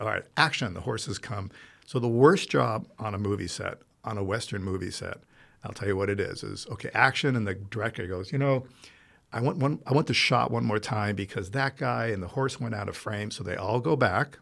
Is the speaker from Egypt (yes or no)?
no; Rome, Lazio, Italy; moved away; also born or lived in Los Angeles, United States; It turned out to be twenty, so I grew up in Rome